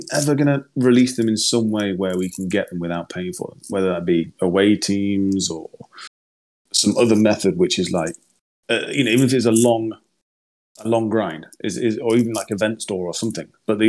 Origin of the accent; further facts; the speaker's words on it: United Kingdom; I don't really speak German. No, I'm British